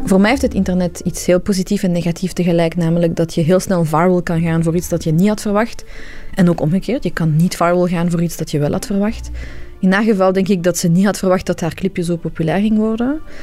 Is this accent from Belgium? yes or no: yes; Belgium; Ik ben zelf een stand-up comedian die in België is geboren, maar ik ben van Iraanse origine.